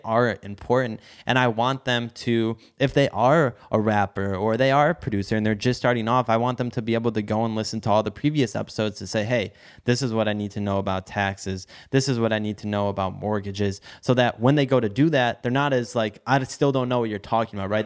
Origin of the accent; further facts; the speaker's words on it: Detroit, Michigan, United States; I'm in Detroit. I grew up in Detroit